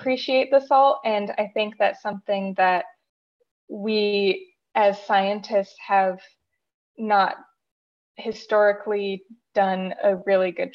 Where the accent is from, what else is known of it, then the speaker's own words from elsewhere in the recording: Southern California, United States; also born or lived in Utah; I grew up in Southern California